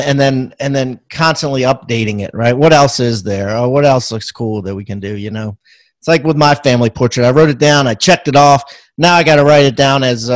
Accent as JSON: {"language": "English", "region": "Maryland", "country": "United States", "said": "I'm from Maryland"}